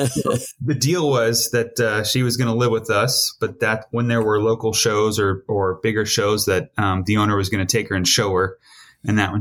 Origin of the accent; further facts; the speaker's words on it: Grants Pass, Oregon, United States; moved away as an adult; also born or lived in Eugene, Oregon / Portland, Oregon; I grew up in Southern Oregon, Grants Pass, little river town.